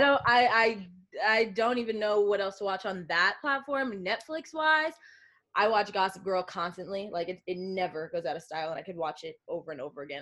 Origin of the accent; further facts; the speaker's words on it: Long Island, New York, United States; moved away as an adult; now in California, United States; I'm from Long Island, New York.